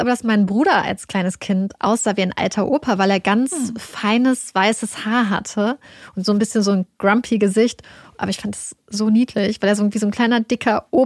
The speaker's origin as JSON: {"language": "German", "region": "Lower Saxony", "country": "Germany", "said": "Wir kommen ja beide aus Niedersachsen"}